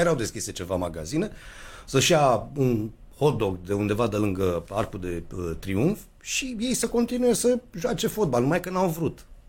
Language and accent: Romanian; Romania; ne-am născut în România din părinți căriți de la Buzău